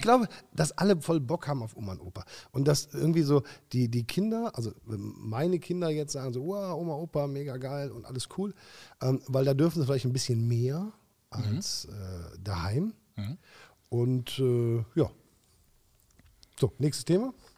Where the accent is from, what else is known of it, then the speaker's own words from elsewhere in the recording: Germany; Wir sind ja auch Deutsche